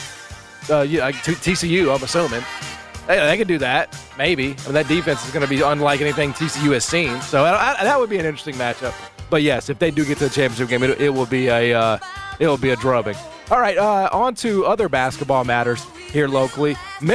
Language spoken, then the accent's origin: English; Canada; I'm a Canadian, bro. I identify as Canadian. A European, Caucasian.